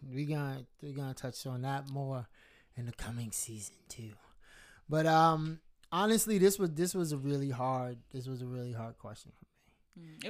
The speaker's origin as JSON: {"language": "English", "country": "United States", "said": "being a black American, like uh like just not not from Jamaica, not from anywhere else, but just being American and being black"}